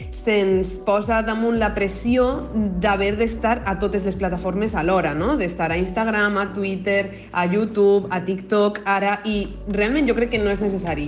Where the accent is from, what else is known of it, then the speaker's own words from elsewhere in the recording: Puçol, Valencian Community, Spain; sóc de Pusol, de l'Horta Nord de València